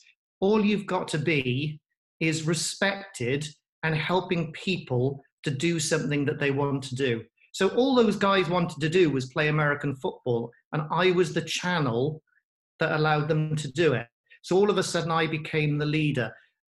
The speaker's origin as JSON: {"language": "English", "region": "Wales", "country": "United Kingdom", "said": "But I got to be careful as a Welshman. Rugby should always be first."}